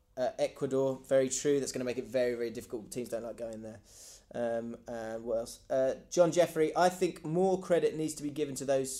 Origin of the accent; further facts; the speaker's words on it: England, United Kingdom; as an Englishman